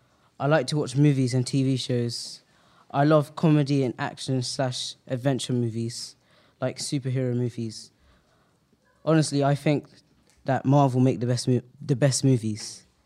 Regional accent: Bedford, East of England, United Kingdom; also born or lived in Cameroon; I was born in Bedford, England, but I'm from Cameroon.

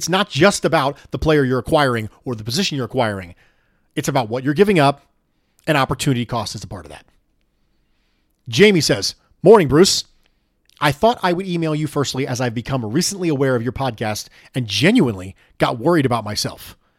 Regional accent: North West England, United Kingdom; although Burnley is about 15 miles from where I grew up.

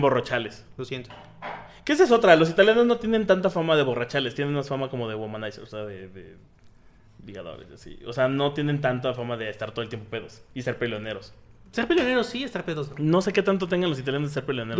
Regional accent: Mexico; los mexicanos somos los, irlandeses de América

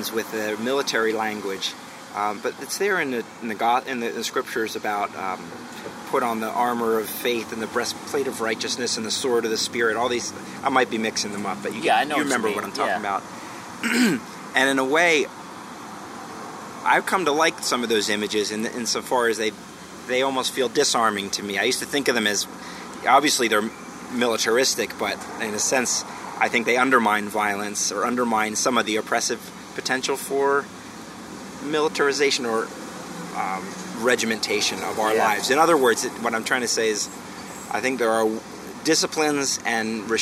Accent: Philadelphia, Pennsylvania, United States; I'm from Philadelphia.

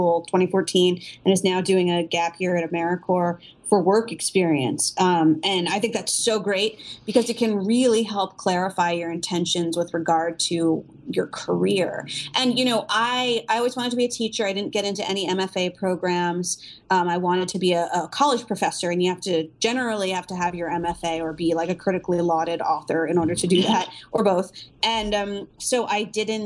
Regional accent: New Jersey, United States; moved away as an adult; also born or lived in North Carolina; I lived in New Jersey, and I applied as an out-of-state student

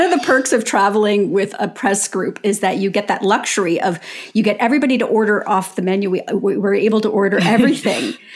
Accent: Canada; we're Canadian

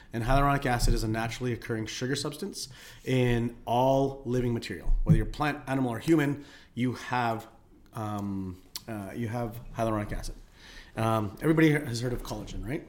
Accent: Philippines; now in Calgary, Canada; I'm Filipino.

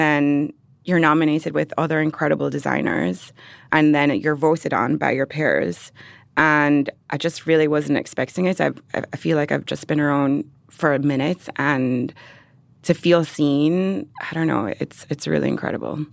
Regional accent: Jamaica; born or raised there; moved away

